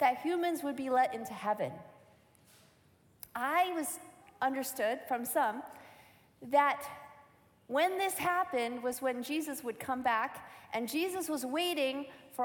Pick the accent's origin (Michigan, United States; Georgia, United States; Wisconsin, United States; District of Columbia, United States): Michigan, United States; as a teenager growing up in Michigan, in the Adventist church